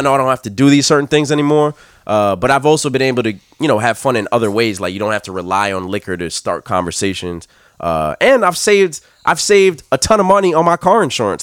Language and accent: English; New York, United States; I'm from New York